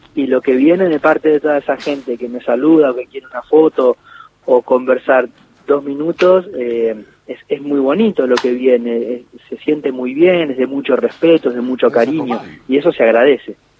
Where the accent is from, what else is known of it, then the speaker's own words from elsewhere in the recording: Ingeniero White, Buenos Aires Province, Argentina; los primeros de mi adolescencia los viví en Ingeniero White